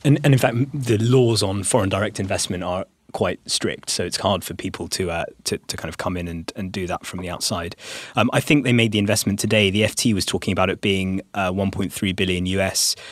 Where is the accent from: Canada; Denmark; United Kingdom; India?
India; I'm speaking as an Indian